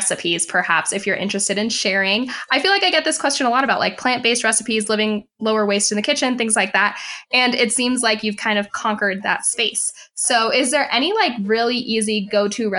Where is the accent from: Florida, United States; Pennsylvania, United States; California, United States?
Florida, United States; now in West Coast, United States; in Florida, where I'm originally from. Now I live on the West Coast